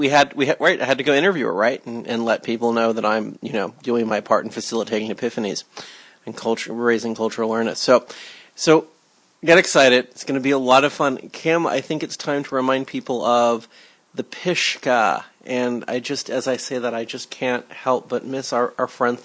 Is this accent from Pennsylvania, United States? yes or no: no; Los Angeles, California, United States; Growing up in Cheviot Hills, my compass pointed straight to 5th and Main.